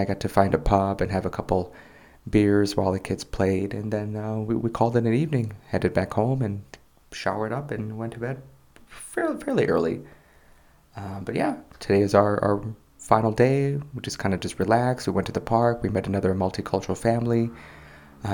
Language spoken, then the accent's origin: English; Chicago, Illinois, United States; moved away as an adult; now in South Korea; I'm American, I'm from Chicago